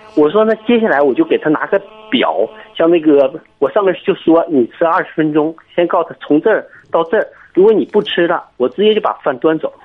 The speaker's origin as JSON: {"language": "Chinese", "town": "Kunshan", "region": "Jiangsu", "country": "China", "said": "我是江苏昆山的"}